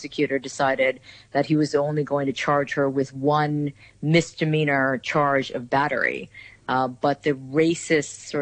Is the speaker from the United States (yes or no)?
yes; United States; I'm Korean American, second generation